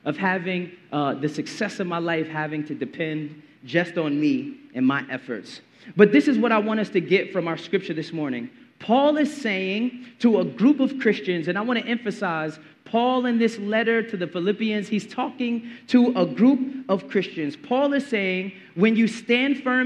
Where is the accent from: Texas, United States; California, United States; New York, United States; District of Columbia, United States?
New York, United States; New York City; I grew up in Brooklyn in the 90s